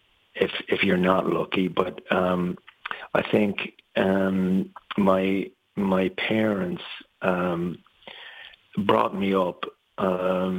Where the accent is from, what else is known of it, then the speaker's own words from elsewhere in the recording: Ireland; moved away; I've always been Irish, always will be. I've never taken out citizenship anywhere else. I'm an Irish citizen and I'm proud to be